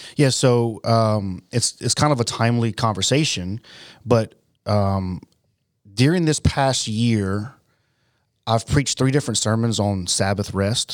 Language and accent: English; United States; I'm an American